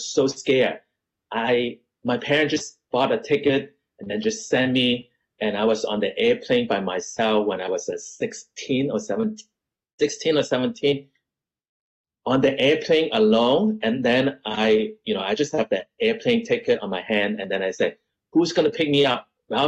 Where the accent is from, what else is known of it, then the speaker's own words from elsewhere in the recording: Canada; also born or lived in United States; because I was teenager and I, you know, I grew up in Canada and America.